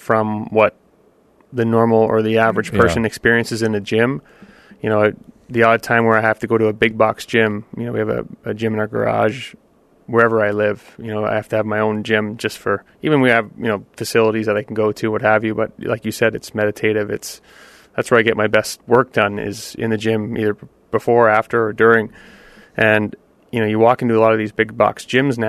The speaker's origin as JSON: {"language": "English", "country": "Canada", "said": "I'm Canadian"}